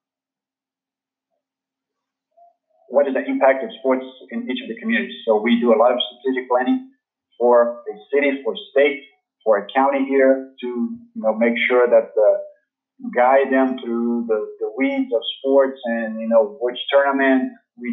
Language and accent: English; Rio de Janeiro, Brazil; I'm from Brazil. I'm from Rio de Janeiro, Brazil.